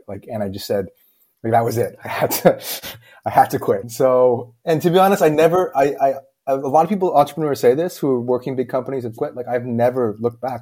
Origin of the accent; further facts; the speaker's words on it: Toronto, Ontario, Canada; moved away as an adult; now in Beijing, China; I'm born and raised in Toronto, Canada.